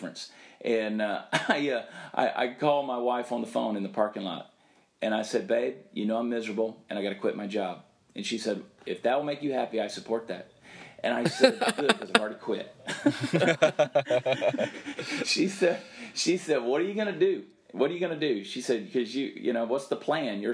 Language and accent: English; Southern, United States; accent: Southern; I'm unapologetically Southern.